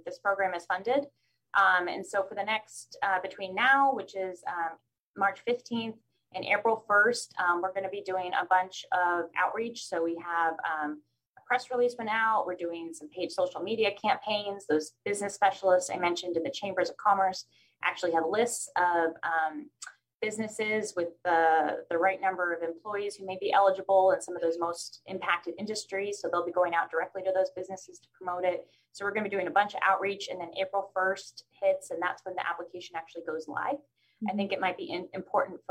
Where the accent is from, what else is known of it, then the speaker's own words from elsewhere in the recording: San Luis Obispo, California, United States; moved away as an adult; also born or lived in Chicago / Washington, D.C. / South Africa / Jordan; I grew up here in San Luis Obispo, so I am very excited to be back here and living here in my community and closer to home